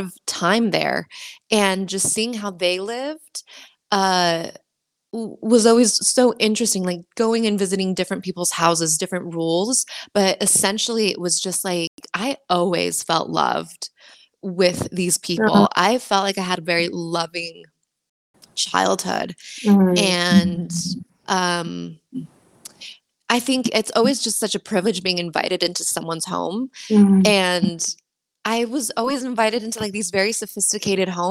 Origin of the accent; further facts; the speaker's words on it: United States; now in Sweden; my parents are Mexican, and I was raised in the United States.